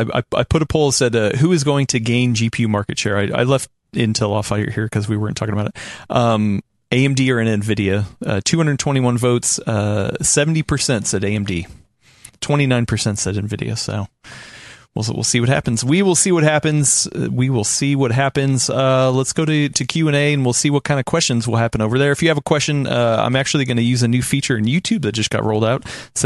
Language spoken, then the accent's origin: English; Ohio, United States; moved away; I was born in Ohio.